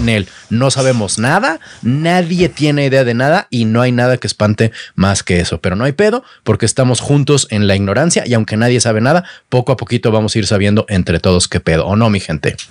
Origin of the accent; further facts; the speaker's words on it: Mexico; nosotros como mexicanos, más bien a nosotros en México